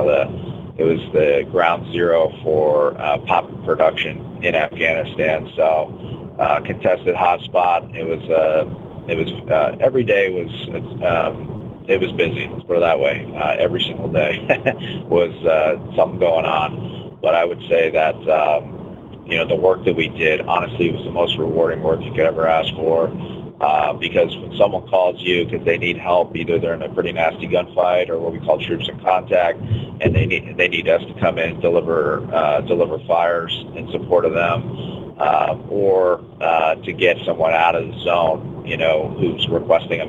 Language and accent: English; New England, United States; I was a pretty staunch Red Sox fan growing up in New England